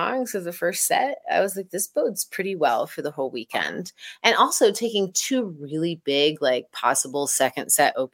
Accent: East Coast, United States; I grew up on the East Coast and saw most of my early shows there

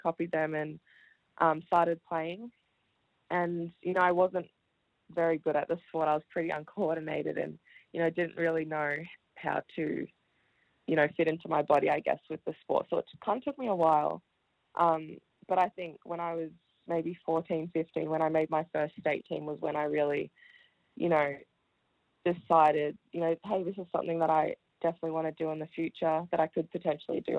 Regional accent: Melbourne, Victoria, Australia; also born or lived in Wellington, New Zealand; my family and I moved to Australia, to Melbourne when I was five. So I started primary school at Oak Park Primary School

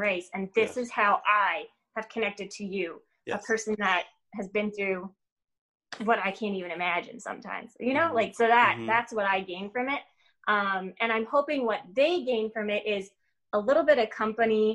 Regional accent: Ontario, Canada; moved away as an adult; now in Michigan, United States; I was born and raised in Ontario, Canada

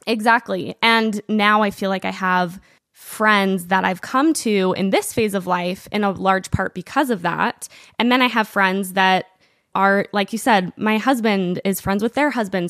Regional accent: Provo, Utah, United States; we grew up in Provo, we all went to high school together

